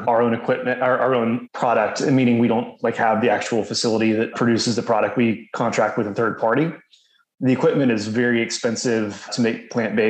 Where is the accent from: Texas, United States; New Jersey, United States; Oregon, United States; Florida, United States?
Texas, United States; Houston; also born or lived in New Orleans, Louisiana / Waco, Texas / Dallas, Texas; but my parents quickly moved to Houston 6 months later. I grew up in Houston